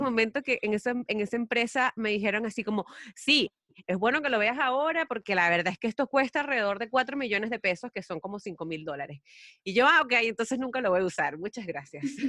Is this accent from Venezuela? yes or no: yes; Venezuela; moved away as an adult; now in Chile; yo soy venezolana em, y estoy aquí en Chile desde hace cuatro años